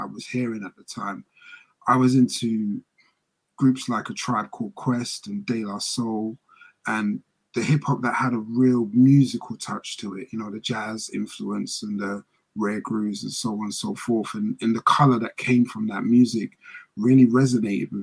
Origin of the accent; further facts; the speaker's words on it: London, United Kingdom; So I grew up in East London in the United Kingdom. I was born in a place called Plaistow